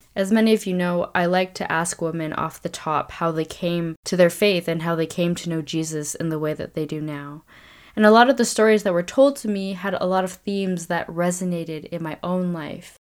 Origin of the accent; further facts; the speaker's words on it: Vancouver, British Columbia, Canada; my hometown of Vancouver